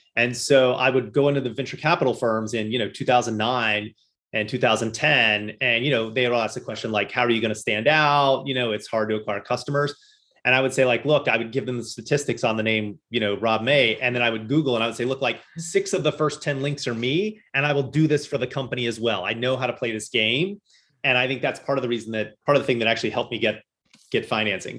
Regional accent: Louisville, Kentucky, United States; moved away as an adult; now in Boston, United States; I grew up in uh, Louisville, Kentucky

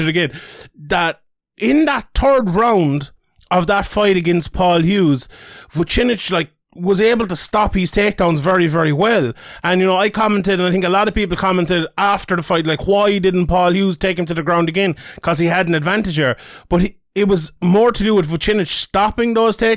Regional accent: Ireland; I'm Irish

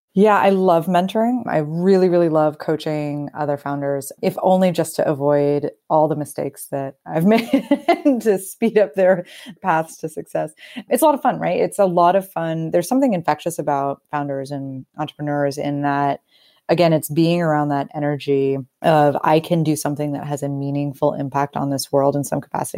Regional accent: Northeast, United States; moved away as an adult; also born or lived in Brooklyn; used to the cold being from the Northeast

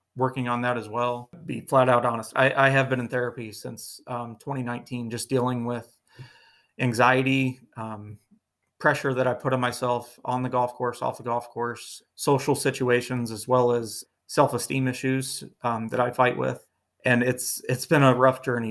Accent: Northeast Ohio, United States; growing up in Northeast Ohio

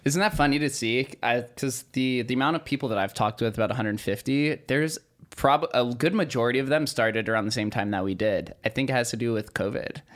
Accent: Las Vegas, Nevada, United States; growing up in Vegas

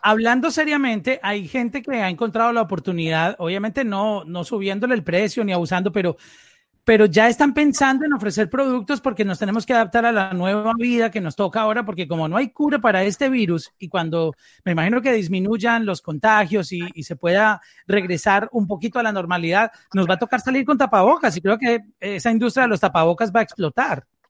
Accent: Colombia; nosotros somos colombianos todos.

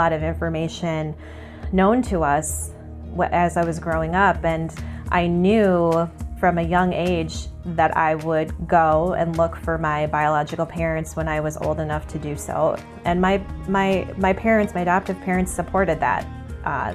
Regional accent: St. Paul, Minnesota, United States; also born or lived in Chicago; I was born in St. Paul, Minnesota, January 31st, 1985

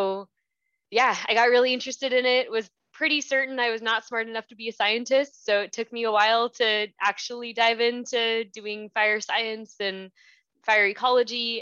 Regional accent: Southern California, United States; I grew up in Southern California

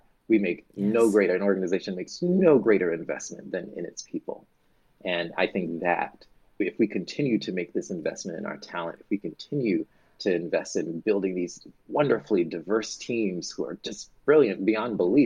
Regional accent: the South, United States; as a Southerner

